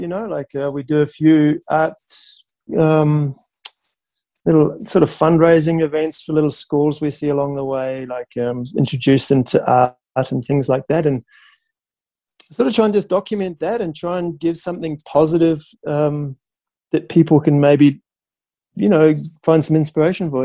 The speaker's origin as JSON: {"language": "English", "country": "New Zealand", "tie": "born or raised there", "said": "growing up in New Zealand on the beach"}